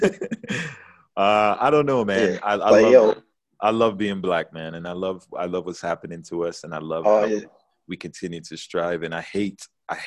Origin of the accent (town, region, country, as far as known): Jamaica; now in United States